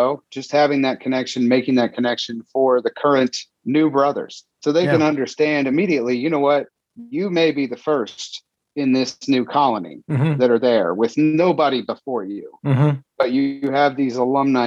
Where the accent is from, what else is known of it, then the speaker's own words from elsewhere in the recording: Indiana, United States; also born or lived in Cincinnati, Ohio; grew up from third grade on here in Indiana